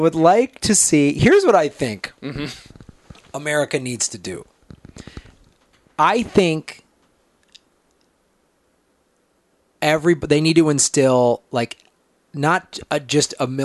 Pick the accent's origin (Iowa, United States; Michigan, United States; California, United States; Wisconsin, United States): Wisconsin, United States; Madison; I grew up in Madison